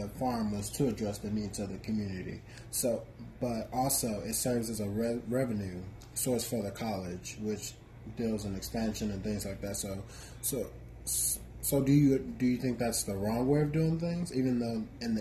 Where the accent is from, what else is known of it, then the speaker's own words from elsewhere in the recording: Waco, Texas, United States; moved away as an adult; now in Dallas, United States; I'm from Waco, but I'm still a Texas native. And so for me growing up, my community was greatly impacted by Paul Quinn